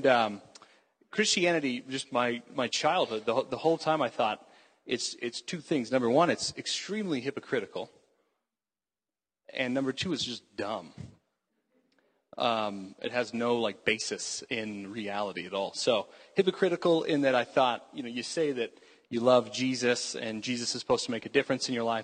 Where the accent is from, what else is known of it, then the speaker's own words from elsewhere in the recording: Houston, Texas, United States; I grew up in Houston, Texas, which is a terrible place.